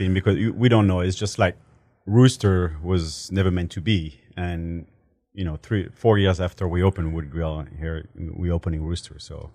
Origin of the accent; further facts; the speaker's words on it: Paris, Île-de-France, France; English is a second language; moved away as an adult; now in Houston, United States; I'm a full-blood Portuguese, born and raised in France